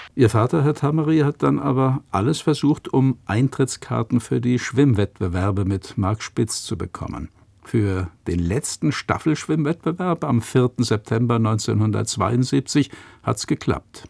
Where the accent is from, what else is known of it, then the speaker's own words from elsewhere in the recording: Hockenheim, Baden-Württemberg, Germany; 1957 in Hockenheim geboren